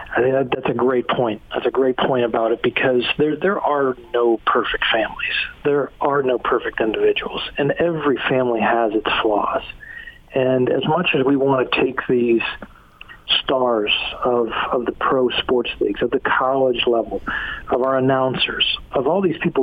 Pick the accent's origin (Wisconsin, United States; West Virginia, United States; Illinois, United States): West Virginia, United States; Morgantown; also born or lived in Salt Lake City, Utah; I'm from Morgantown